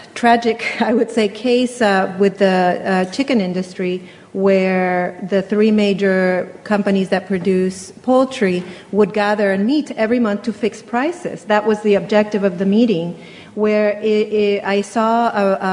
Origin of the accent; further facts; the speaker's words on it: United States; now in Chile; I moved to Chile from the United States where I grew up